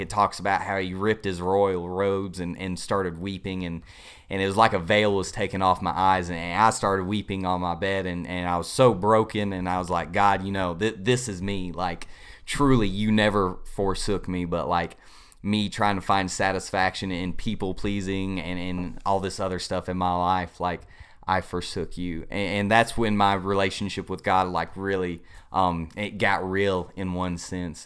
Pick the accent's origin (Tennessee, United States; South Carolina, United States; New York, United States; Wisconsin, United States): South Carolina, United States; Inman; I am originally from Inman, South Carolina, just right down the road. Uh, grew up there all my life